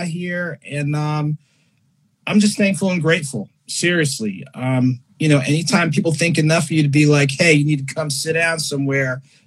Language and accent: English; Ocean Township, New Jersey, United States; moved away as an adult; also born or lived in Illinois / Morris County, New Jersey / Winston-Salem, North Carolina; now in Atlanta, United States; New Jersey is really home for me. I grew up in North Jersey, Morris County Elementary School, and then I did middle and high school in Monmouth County, specifically Ocean Township